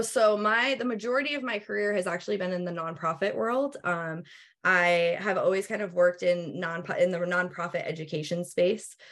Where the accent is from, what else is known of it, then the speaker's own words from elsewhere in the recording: New England, United States; moved away; also born or lived in Pennsylvania; I'm originally from the Northeast, from like New England